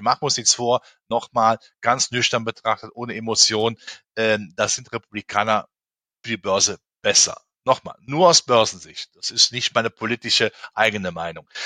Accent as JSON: {"language": "German", "country": "Germany", "said": "in meinem Heimatland, in Deutschland"}